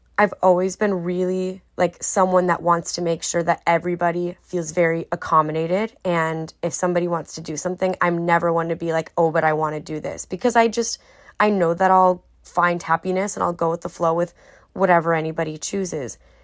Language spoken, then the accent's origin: English; United States; speaking out of my experience as an American